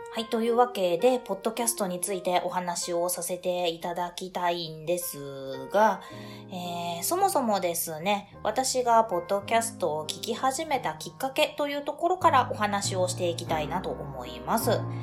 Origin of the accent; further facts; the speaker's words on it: Hyogo, Japan; moved away as an adult; now in Fukuoka, Japan; 実家が私兵庫 県なんですけれども